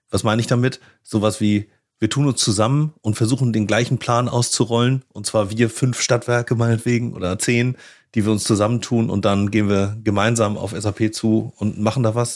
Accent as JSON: {"language": "German", "region": "Northern Germany", "country": "Germany", "said": "Ich hatte es gesagt, ich komme aus dem Norden, ich würde mich auf Lübeck freuen."}